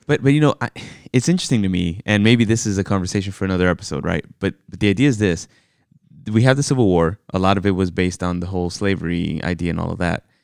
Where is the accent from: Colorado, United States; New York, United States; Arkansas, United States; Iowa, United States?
New York, United States; I was born in New York. You know, I am an American citizen, but my parents are both from the Dominican Republic.